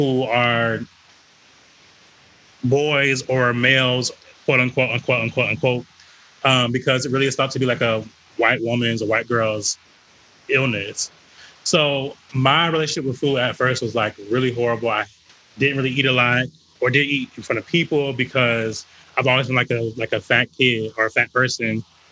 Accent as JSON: {"language": "English", "region": "the South", "country": "United States", "said": "I'm from the South, the Black South. We throw down."}